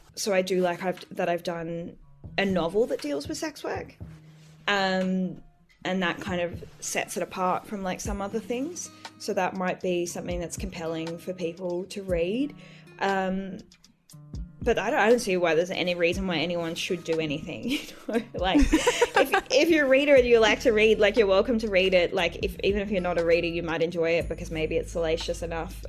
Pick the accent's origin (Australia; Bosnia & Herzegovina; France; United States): Australia; Bellingen, New South Wales; also born or lived in Coffs Harbour; when I grew up in Bellingen and I went to school in Coffs